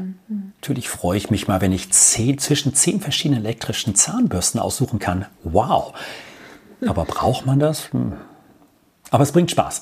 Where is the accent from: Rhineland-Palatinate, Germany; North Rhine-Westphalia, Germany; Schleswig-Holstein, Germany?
Schleswig-Holstein, Germany; Norddorf; also born or lived in Wittdün, Amrum; Also ich bin gebürtiger Nordhoff